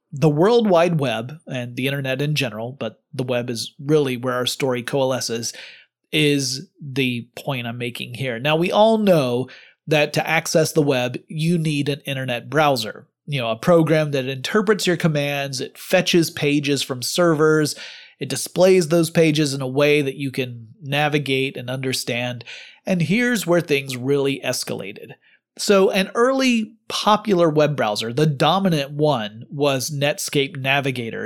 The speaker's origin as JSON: {"language": "English", "region": "North Georgia", "country": "United States", "tie": "born or raised there", "said": "the one I grew up in North Georgia"}